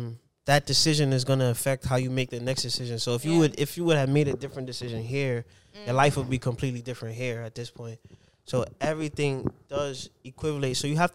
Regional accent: Grenada; We're Grenadian. She's my cousin.

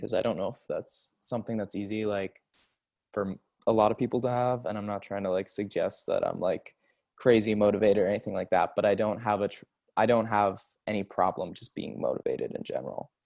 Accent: Seattle, Washington, United States; I'm from Seattle

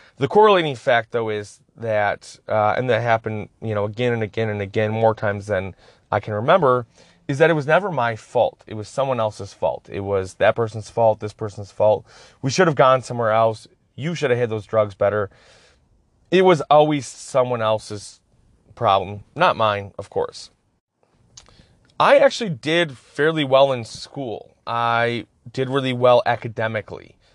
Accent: Escanaba, Michigan, United States; I grew up in Escobedo, Michigan

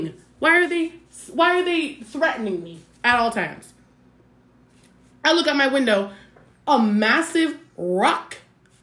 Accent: Great Plains, United States; I'm from the Great Plains, and I should stay where it is plain.

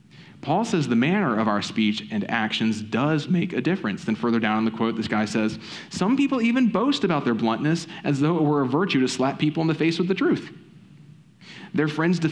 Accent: the South, United States; I'm from the South

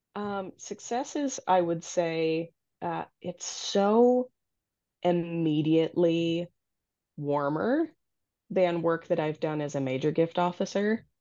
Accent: Naperville, Illinois, United States; moved away as an adult; also born or lived in Iowa; now in Minnesota, United States; North Central College, which is a liberal arts institution down in Naperville, Illinois, which is my hometown

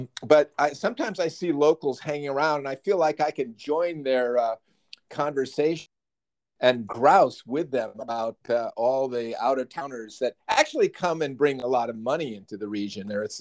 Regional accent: Northern Illinois, United States; also born or lived in Southern California; now in Hunter, New York, United States; I was born and raised in Northern Illinois, where winter weather makes New York seem temperate.

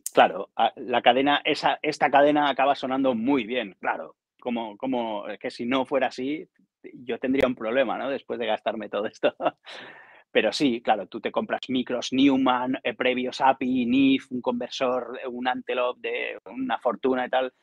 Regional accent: Barcelona, Catalonia, Spain; also born or lived in Zamora / Cardedeu; Yo soy de Barcelona.

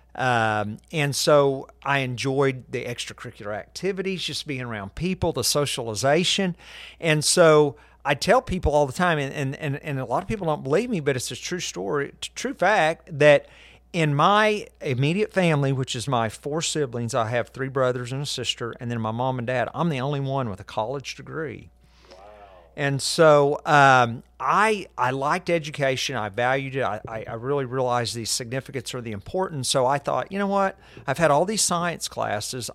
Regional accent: Guthrie, Oklahoma, United States; I was born in Guthrie

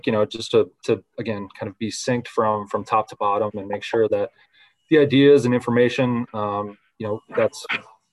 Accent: Central Florida, United States; I grew up in Central Florida

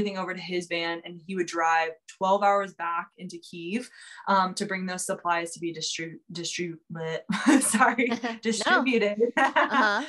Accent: Kansas City, United States; now in Orlando, United States; I grew up in Kansas City

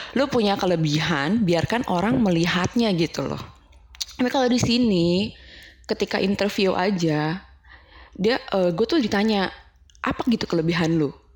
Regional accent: Jakarta, Indonesia; now in Vancouver, Canada; aku dari Jakarta

